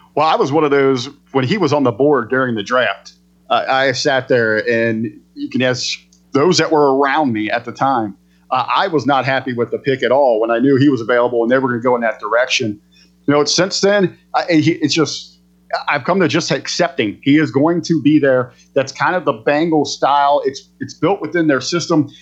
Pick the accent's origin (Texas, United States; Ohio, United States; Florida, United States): Ohio, United States; Southern; moved away as an adult; now in Northern Ohio, United States; I was born and raised in Southern Ohio